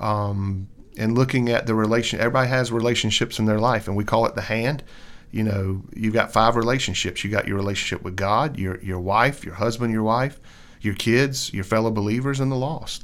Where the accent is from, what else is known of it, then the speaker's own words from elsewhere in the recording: Columbia, United States; I grew up in the Baptist church, um, here in Columbia all my life